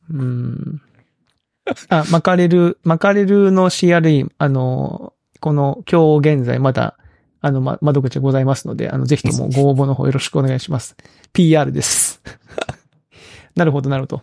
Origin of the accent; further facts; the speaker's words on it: Kagoshima, Japan; also born or lived in Tokyo; now in Kyoto, Japan; 鹿児島出身